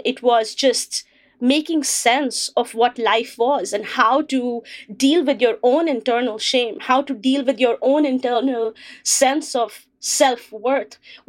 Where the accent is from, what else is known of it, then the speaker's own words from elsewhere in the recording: India; now in United States; I was born in India in one of the most untouchable castes. I was born in a manual scavenging family